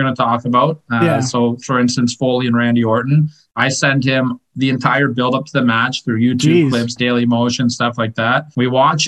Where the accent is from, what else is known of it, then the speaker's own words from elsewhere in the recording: Canada; I'm a Canadian guy